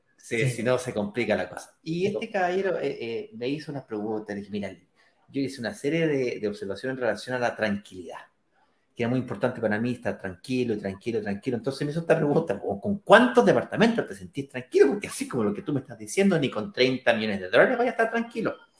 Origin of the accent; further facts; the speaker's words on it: Chile; ahí trabajo como cualquier chileno clase media normal que me jubilo a los 65